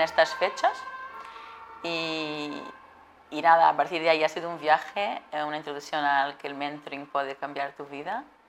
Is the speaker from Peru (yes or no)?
no; Portugal; Spanish is a second language; moved away as an adult; also born or lived in Atlanta, United States; yo soy portuguesa, como decías, y, de hecho eh, eh, viví, y crecí en ciudades pequeñas.